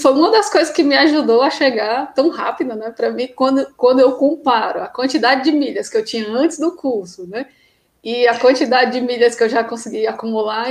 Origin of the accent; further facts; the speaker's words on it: Ceará, Brazil; also born or lived in Crato; eu sou do Ceará, né? moro no interior do Ceará, numa cidade chamada Crato.